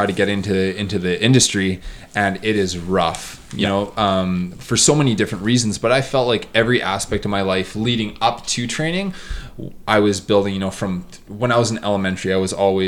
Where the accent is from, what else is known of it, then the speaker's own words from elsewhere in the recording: Edmonton, Alberta, Canada; also born or lived in Vernon, BC; my hometown is Edmonton